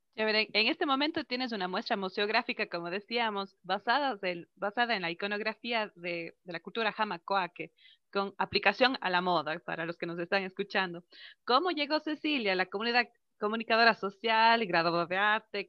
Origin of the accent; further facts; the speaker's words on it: Cuenca, Azuay, Ecuador; rescatar nuestra identidad como cuencanos, como ecuatorianos